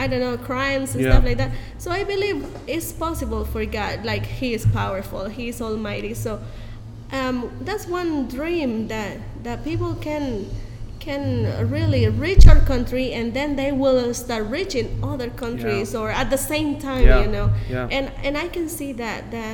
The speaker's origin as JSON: {"language": "English", "country": "El Salvador", "said": "We have I think 121 years of having the gospel here in our country"}